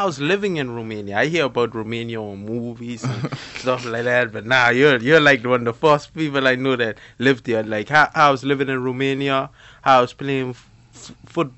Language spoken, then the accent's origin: English; Turks & Caicos Islands; a young boy growing up in Grand Turk